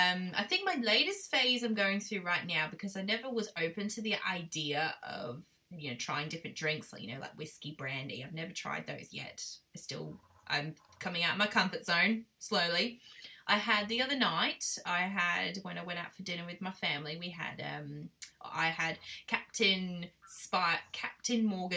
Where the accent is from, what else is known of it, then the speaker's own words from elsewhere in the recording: United Kingdom; now in Australia; completely and utterly boring British that I am, I am really British, but, you know, going to the Aussie land. I'm just a mixture of a bag now. People don't know how to take me in my accent.